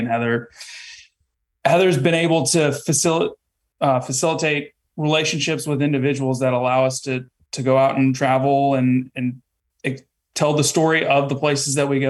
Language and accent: English; Texas, United States; I'm from Texas and, I learned how to make homemade tortillas.